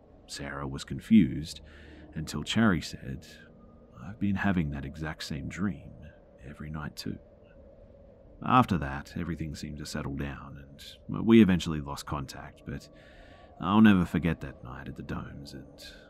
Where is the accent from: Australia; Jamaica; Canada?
Australia; I'm half Ethiopian, so I definitely don't look white, but when I told her that I'm Australian, she suddenly became kind of withdrawn.